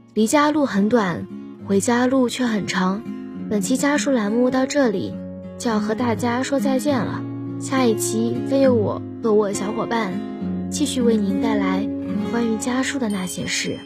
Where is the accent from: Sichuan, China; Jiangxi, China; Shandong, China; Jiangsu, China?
Jiangsu, China; Haimen; moved away as an adult; now in Nanjing, China; 来自海门。我在南京大学，距离我家乡 二百零九公里